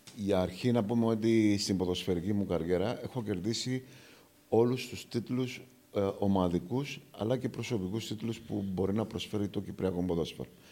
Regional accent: Aradippou, Larnaca District, Cyprus; το πατρικό μου το σπίτι είναι ακριβώ έξω από το κοινοτικό γήπεδο τη Αραδίπου. Γεννήθηκα στην Αραδίπου.

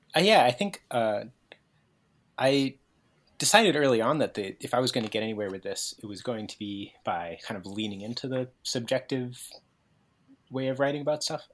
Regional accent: New England, United States; I'm from New England, so I'm used to kind of existing in a certain topographic situation, which is like hills

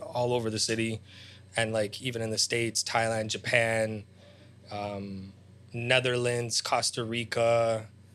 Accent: Toronto, Ontario, Canada; also born or lived in Ukraine; I came to Canada when I was 6.5, 7. I'm Ukrainian. Like, that's my nationality

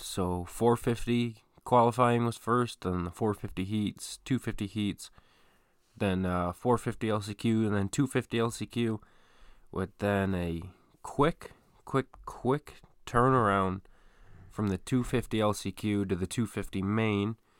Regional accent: Detroit, Michigan, United States; my hometown, sort of, of Detroit

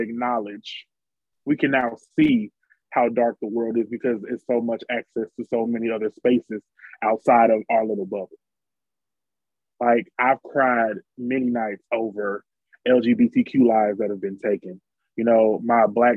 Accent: Atlanta, Georgia, United States; I love Atlanta. I'm from Atlanta. Bankheads on one.

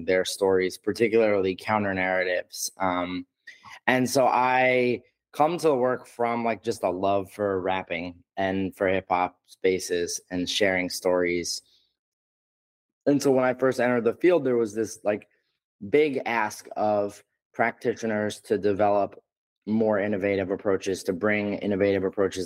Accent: New York, United States; I'm from New York and live here.

